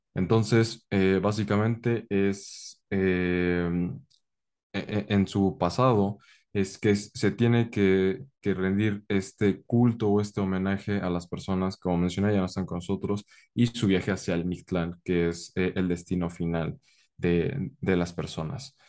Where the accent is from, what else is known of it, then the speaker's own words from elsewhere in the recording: Mexico; el lazo que tenemos con Estados Unidos, tanto por eh, la colindancia